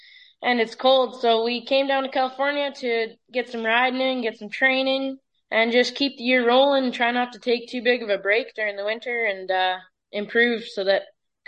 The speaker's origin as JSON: {"language": "English", "town": "Edson", "region": "Alberta", "country": "Canada", "said": "I'm from Edson, Alberta."}